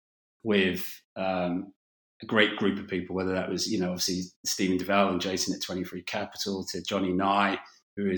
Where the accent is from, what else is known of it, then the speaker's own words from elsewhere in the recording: London, United Kingdom; I was a kid from North London